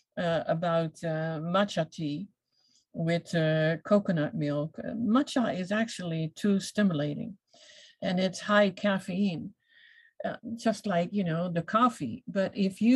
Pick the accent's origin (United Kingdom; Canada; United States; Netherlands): Netherlands; I come from the Netherlands, so I was a cheese eater big time